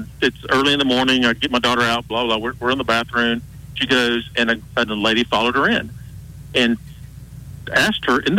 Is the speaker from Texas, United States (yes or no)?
no; Alabama, United States; I grew up in Alabama